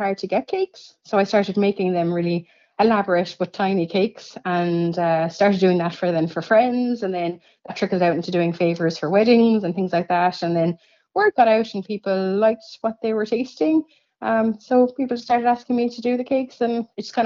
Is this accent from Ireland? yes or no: yes; Cork, Munster, Ireland; now in Ferrybank, Ireland; I'm actually completely foreign. I'm from Cork.